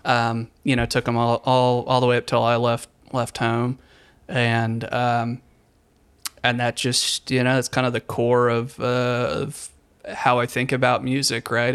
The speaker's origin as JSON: {"language": "English", "town": "Richmond", "region": "Virginia", "country": "United States", "tie": "born or raised there", "also_born_or_lived": "Charleston / eastern North Carolina", "moved": "as an adult", "lives_now": "North Carolina, United States", "said": "I grew up in Richmond"}